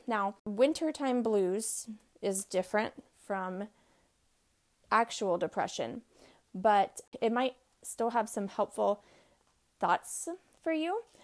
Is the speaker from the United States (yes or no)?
yes; Texas, United States; now in Midwest, United States; I grew up in Texas where we had like one or two months of winter